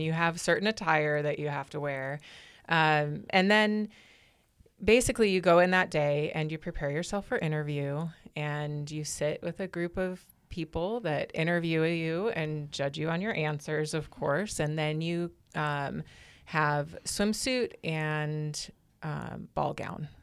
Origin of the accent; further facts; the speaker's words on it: Great Falls, Montana, United States; also born or lived in Havre, Montana; I grew up in North Central Montana